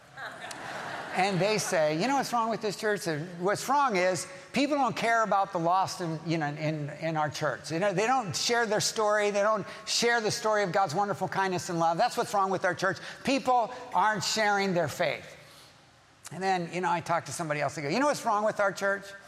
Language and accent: English; Southern California, United States; I'm from Southern California. I've lived here all my life